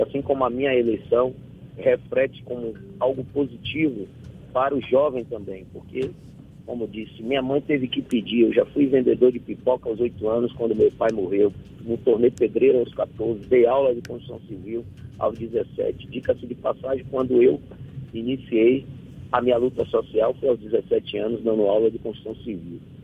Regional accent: Salvador, Bahia, Brazil; eu sou de Fazenda Couto, sou morador da periferia aqui, o bairro periférico de Salvador. A grande parte da minha é, luta política foi feita dentro do bairro que eu nasci e me criei.

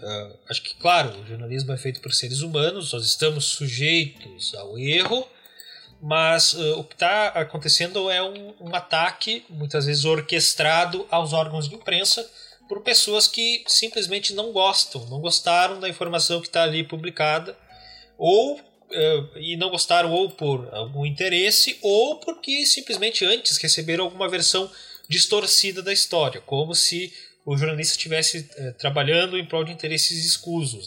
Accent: Paim Filho, Rio Grande do Sul, Brazil; moved away as an adult; now in Porto Alegre, Brazil; eu sou natural aqui de, do Rio Grande do Sul, nasci e cresci numa cidade chamada Pai Filho, uma cidade muito pequena, fica no nordeste do estado

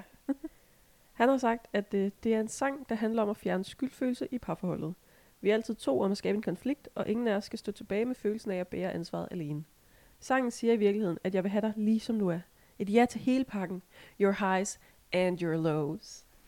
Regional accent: Assens Municipality, Southern Denmark, Denmark; det er jo ikke helt der, hvor jeg kommer fra. Men det er fandme tæt nok

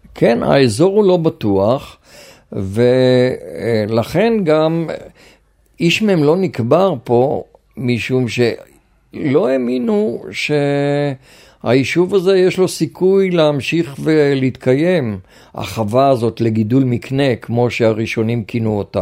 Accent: Israel; also born or lived in Sde Boker; נולדתי בישראל, ופה בשדה בוקר אני 50 שנה

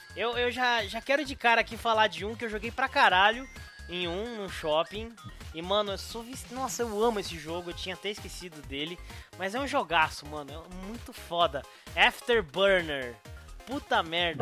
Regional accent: São Roque, São Paulo, Brazil; moved away; also born or lived in Bolivia; quando eu me mudei para São Roque, que é minha cidade natal

